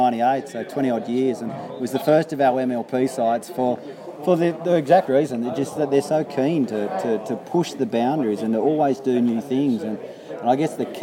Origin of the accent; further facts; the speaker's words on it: New South Wales, Australia; I come from New South Wales.